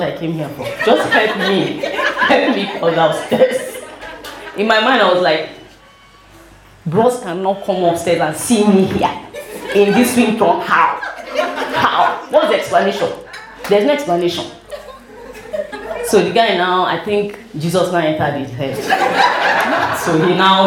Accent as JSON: {"language": "English", "town": "Port Harcourt", "region": "Rivers State", "country": "Nigeria", "tie": "born or raised there", "said": "I grew up in Port Harcourt."}